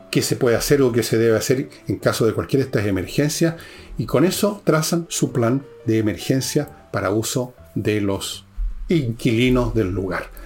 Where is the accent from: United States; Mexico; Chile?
Chile